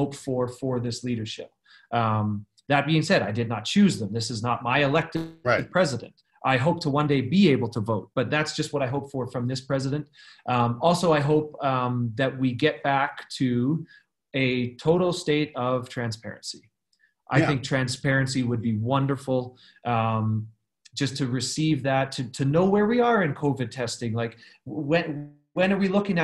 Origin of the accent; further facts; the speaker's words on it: Canada; moved away as an adult; now in Los Angeles, United States; I am a Canadian. I have my US green card, but I'm not a US citizen